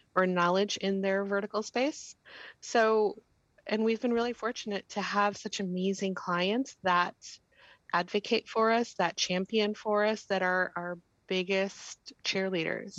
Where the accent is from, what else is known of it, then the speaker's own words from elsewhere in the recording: Danbury, Connecticut, United States; I grew up in the Greater Danbury area